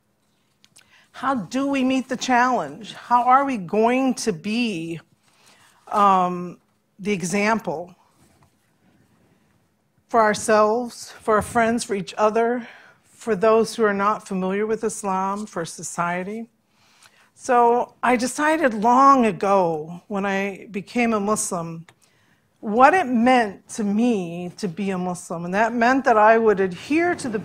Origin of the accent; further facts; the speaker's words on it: United States; when I was young here in America as a Christian child